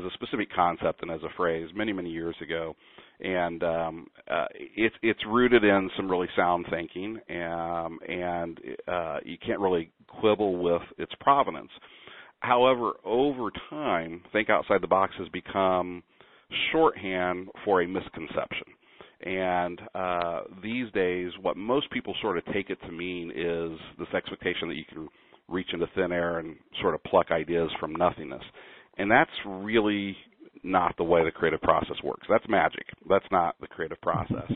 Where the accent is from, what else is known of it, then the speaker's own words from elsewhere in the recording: Kansas City, Missouri, United States; moved away as an adult; also born or lived in New York City; now in Sacramento, United States; I'm originally from Kansas City, Missouri